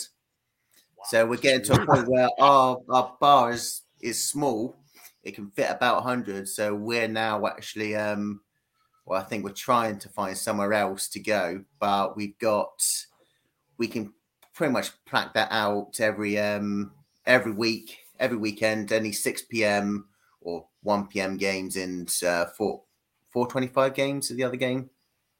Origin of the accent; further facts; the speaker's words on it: London, United Kingdom; now in Poole, United Kingdom; originally I was born actually in London, in the east end of London, but now I live down on the very sunny south coast.